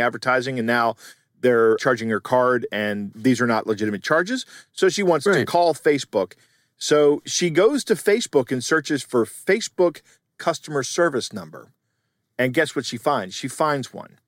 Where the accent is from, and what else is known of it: United States; born or raised there